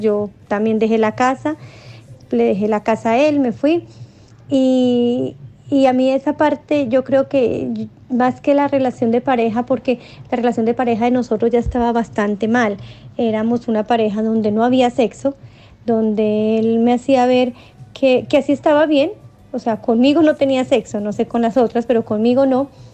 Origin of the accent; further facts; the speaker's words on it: Colombia; now in Santiago, Chile; yo soy colombiana